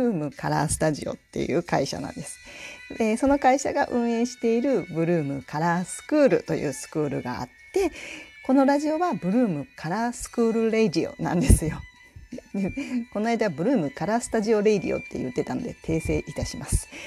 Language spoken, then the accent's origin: Japanese; Kansai, Japan; accent: Kansai dialect; now in Tokushima, Japan; ちょっとカジュアルな会話の時には関西弁が出たりするんですね。であの私実は関西から来てるんですって言うと